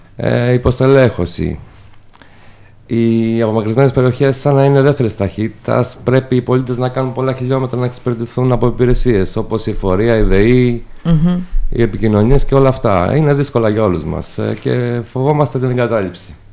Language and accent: Greek; Dafni, Peloponnese, Greece; also born or lived in Athens; είμαι από τη Δάφνη της Νεμέας, ένα χωριό έξω από την Νεμέα από αγροτική οικογένεια